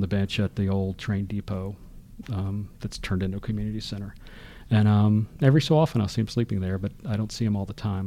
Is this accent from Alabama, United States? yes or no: yes; Birmingham, Alabama, United States; I grew up in Birmingham, Alabama, which isn't big by any means